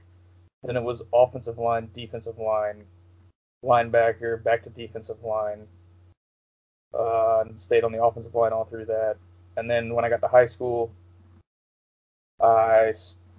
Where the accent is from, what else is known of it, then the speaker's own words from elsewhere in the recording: Georgia, United States; growing up in Georgia, the Dogs are a religion, basically